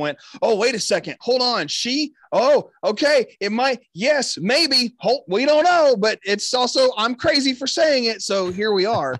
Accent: Texas, United States; I'm here repping just my home state

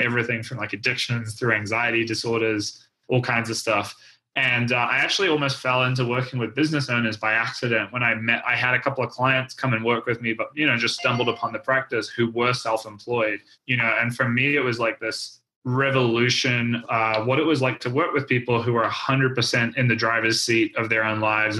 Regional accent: New Zealand; I grew up skiing in New Zealand

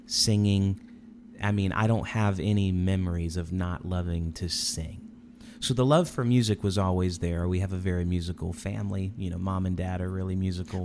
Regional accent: Indianapolis, Indiana, United States; also born or lived in Chicago area; I grew up in Indianapolis

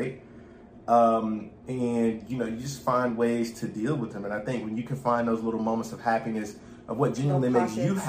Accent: United States; being Black American

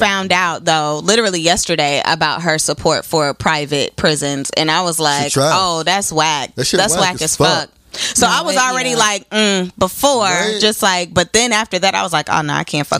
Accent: Elkhart, Indiana, United States; I'm from Elkhart, Indiana, but I'm about 2 hours away from Chicago.

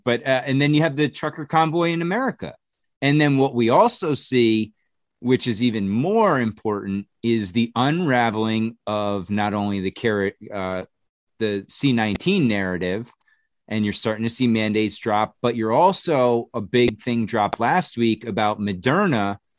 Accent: New Jersey, United States; I grew up in Jersey, so I was like 20 minutes from Yankee Stadium.

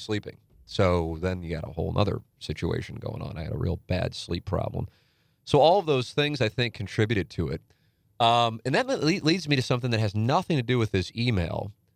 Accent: St. Louis, Missouri, United States; I'm in my hometown

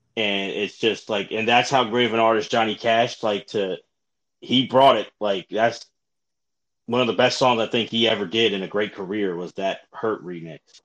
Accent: Philadelphia, Pennsylvania, United States; I'm from Philly

